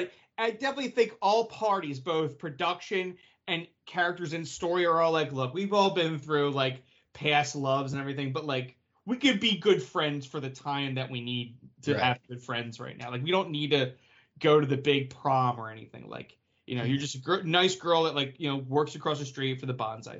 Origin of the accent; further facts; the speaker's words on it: New Jersey, United States; what, you insult me because I'm from Jersey?